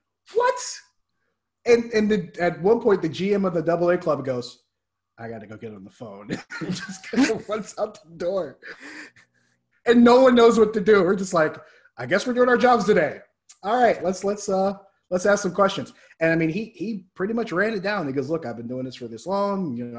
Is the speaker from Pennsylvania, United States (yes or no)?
yes; Pittsburgh, Pennsylvania, United States; I'm like, yeah, I'm actually from Pittsburgh, you know, born and raised, grew up in Pittsburgh.